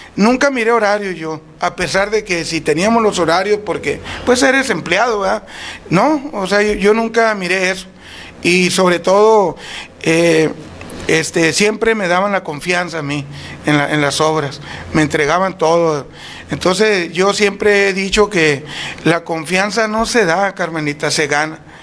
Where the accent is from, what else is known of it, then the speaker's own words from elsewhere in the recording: Huatabampo, Sonora, Mexico; moved away as an adult; now in Etchojoa, Mexico; Soy nacido en Guatabampo, pero prácticamente cuando salgo del Cebetis